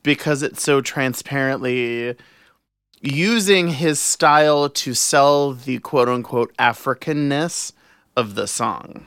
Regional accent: New Orleans, Louisiana, United States; growing up in New Orleans

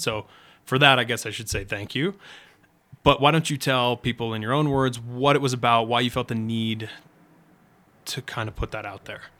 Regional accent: New England, United States; I'm from New England

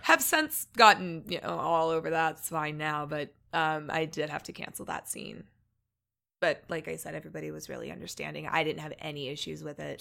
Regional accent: Evansville, Indiana, United States; moved away; also born or lived in Missouri; I grew up, um, in Missouri and Indiana

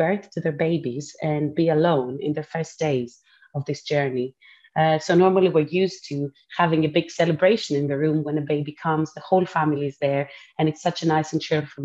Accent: Athens, Attica, Greece; moved away as an adult; also born or lived in Cambridge, United Kingdom; now in London, United Kingdom; I finished medical school back in Athens in my hometown in Greece.

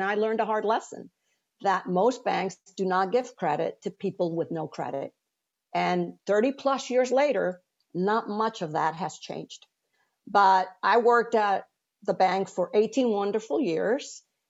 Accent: Venezuela; moved away as an adult; now in United States; when I moved to the US from Venezuela to finish my undergraduate, I worked at a bank.

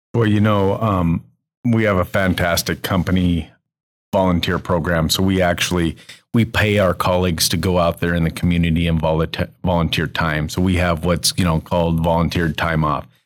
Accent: Billings, Montana, United States; I grew up in Billings

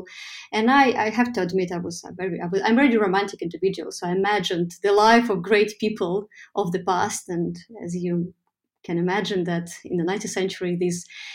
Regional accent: Saint Petersburg, Russia; moved away as an adult; St. Petersburg, my hometown, from walking around in it as a teenager, as a young adult. I left city when I was 23 for my studies

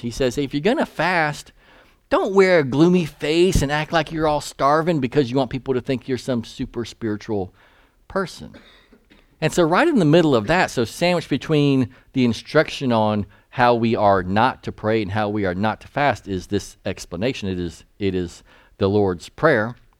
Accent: Eastern North Carolina, United States; I grew up in East North Carolina

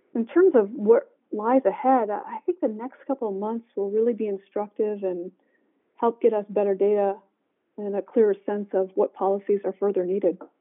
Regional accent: Michigan, United States; now in Washington, D.C., United States; I'm from Michigan, so I'm native Michigander

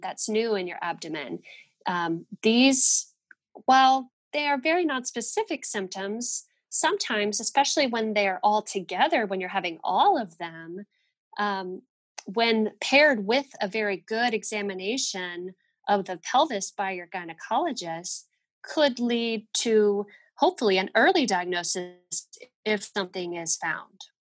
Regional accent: Fort Worth, Texas, United States; We're both from Fort Worth.

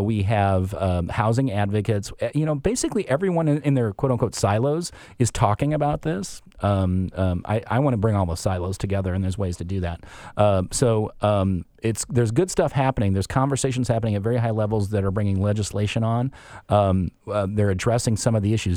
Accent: Chicago, Illinois, United States; moved away as an adult; also born or lived in Madison, Wisconsin / Midwest; now in Seattle, United States; we were Chicago, uh, o-, originally

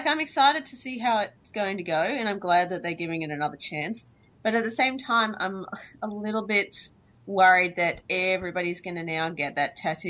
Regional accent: Australia; as an Australian

